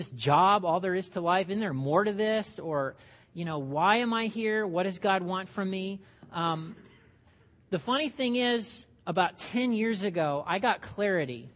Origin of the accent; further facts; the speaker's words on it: Indiana, United States; I grew up in small town Indiana, nowhere Indiana